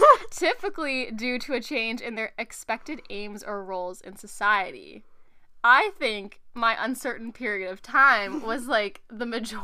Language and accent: English; Nova Scotia, Canada; I'm from Nova Scotia, yeah. Canada.